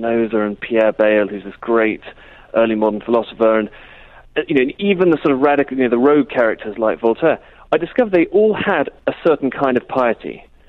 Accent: United Kingdom; Yeah, I think it probably is.

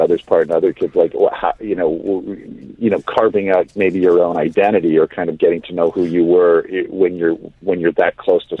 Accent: White Rock, British Columbia, Canada; also born or lived in Washington; A little town called White Rock outside of Vancouver

